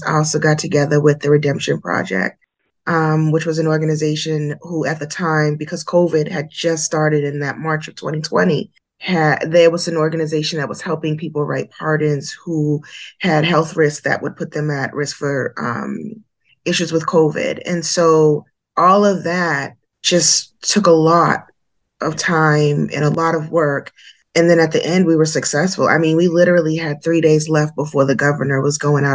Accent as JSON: {"language": "English", "town": "Boston", "region": "Massachusetts", "country": "United States", "said": "I am from Boston, Massachusetts. That's where I'm at right now."}